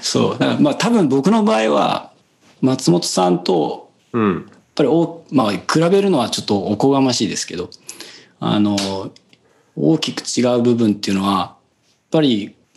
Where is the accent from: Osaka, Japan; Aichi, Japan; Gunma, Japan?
Aichi, Japan; Seto; 小中はだからそのせ、いわゆる瀬戸市って言われる、まあ自分の地元の中で